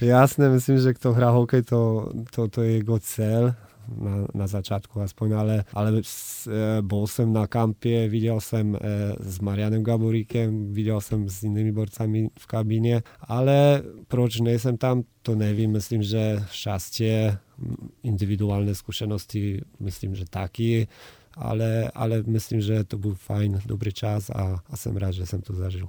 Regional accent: Nowy Targ, Lesser Poland, Poland; Czech is a second language; Já jsem z Nového Targu a, a, a v, no, v Novém Targu vždycky od eh, vždy byl hokej na prvním místě

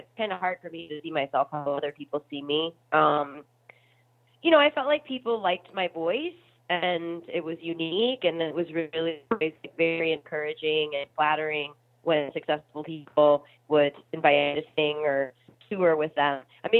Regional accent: Midwest, United States; I think too, kind of growing up in the Midwest, it's such a fabulous place because people are really friendly and down to earth

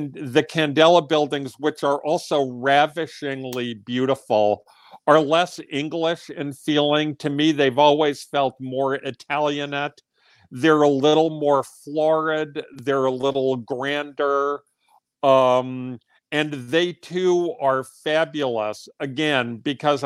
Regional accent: New York City, New York, United States; I grew up in the incorporated village of the Upper East Side

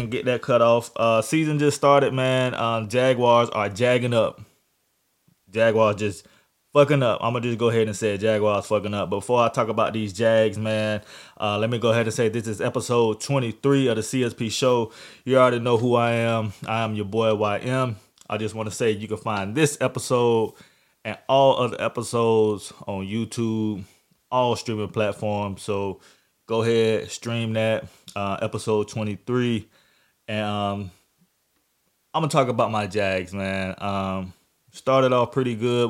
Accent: Jacksonville, Florida, United States; my hometown

